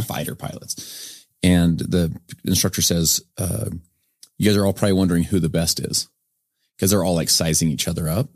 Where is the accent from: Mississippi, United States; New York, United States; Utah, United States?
Utah, United States; Sandy; I'm from Sandy, Utah, just up the way here